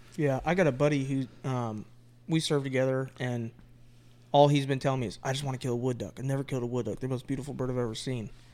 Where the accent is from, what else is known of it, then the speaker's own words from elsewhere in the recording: Florida, United States; moved away as an adult; now in North Carolina, United States; me being born and raised in Florida for my entire adulthood until I left for the Marine Corps